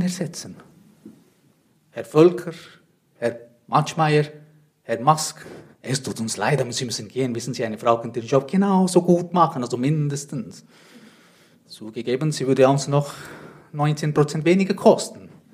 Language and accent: German; Switzerland; Ich komme aus der Schweiz, wie man vielleicht hört